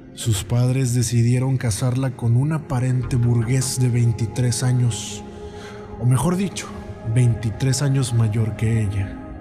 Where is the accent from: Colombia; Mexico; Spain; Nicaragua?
Mexico; yo soy de México